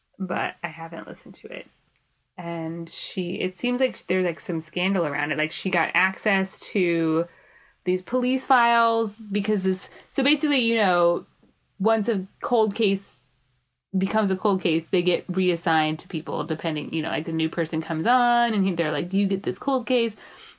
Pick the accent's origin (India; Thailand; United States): United States; Indianapolis, Indiana; here in my hometown